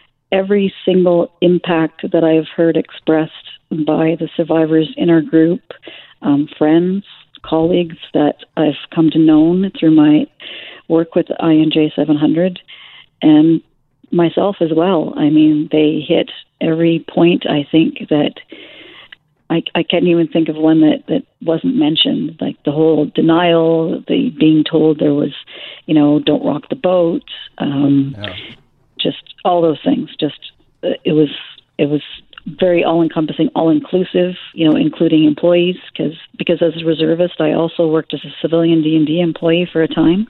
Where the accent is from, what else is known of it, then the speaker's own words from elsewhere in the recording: Fraser Valley, British Columbia, Canada; now in Kingston, Canada; I grew up in the Fraser Valley